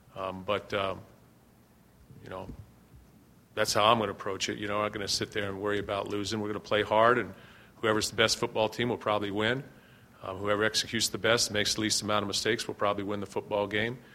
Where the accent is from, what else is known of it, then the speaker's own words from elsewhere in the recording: Ohio, United States; moved away; I'm from Ohio.